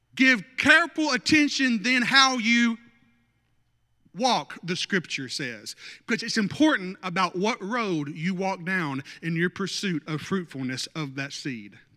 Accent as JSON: {"language": "English", "region": "North Arkansas", "country": "United States", "tie": "born or raised there", "said": "I grew up in North Arkansas"}